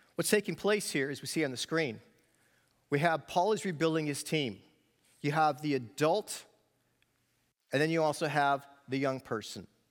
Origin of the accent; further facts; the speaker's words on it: New York, United States; I grew up in New York, so I am a dreaded New York Yankee fan